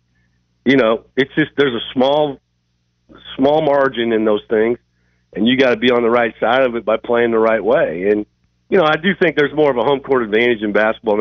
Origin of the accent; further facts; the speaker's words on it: Iowa, United States; I'm from Iowa.